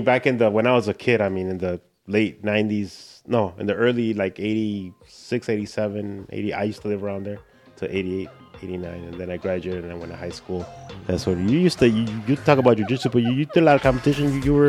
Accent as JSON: {"language": "English", "town": "Chicago", "region": "Illinois", "country": "United States", "tie": "born or raised there", "also_born_or_lived": "Cicero, Illinois", "said": "I grew up like on Damon and Sir Mike and Damon. I went to St. Paul Church. That was like my grammar school when I was a kid. Mm. So then we moved to Cicero, and I spent all my time in Cicero as a teenager."}